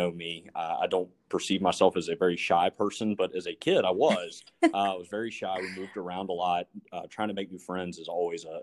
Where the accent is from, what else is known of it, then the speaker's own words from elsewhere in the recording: South Carolina, United States; also born or lived in Florida; So I grew up in South Carolina. You, you mentioned that at the beginning of the podcast. I was actually born in Florida.